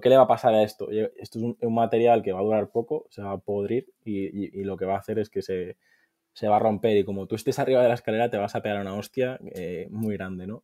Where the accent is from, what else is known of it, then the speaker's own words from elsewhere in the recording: Mallorca, Balearic Islands, Spain; also born or lived in Valencia; soy de, de Mallorca